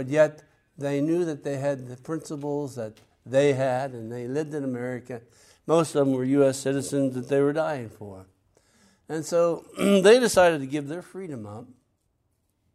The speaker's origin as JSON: {"language": "English", "region": "Pennsylvania", "country": "United States", "moved": "yes", "lives_now": "Florida, United States", "said": "I'm from Pennsylvania. So I'm proud of it, but I live in Florida"}